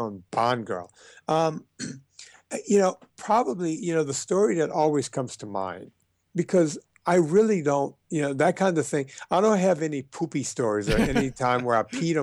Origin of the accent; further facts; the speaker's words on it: Donaldsonville, Louisiana, United States; moved away as an adult; now in Los Angeles, United States; I was from Louisiana